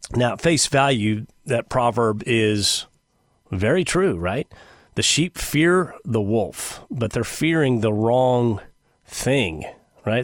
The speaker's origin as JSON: {"language": "English", "country": "United States", "said": "Americans by nature, we are obedient people."}